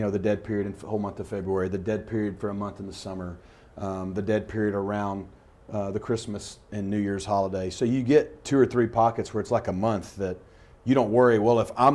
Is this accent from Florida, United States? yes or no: no; Arkansas, United States; I'm from Arkansas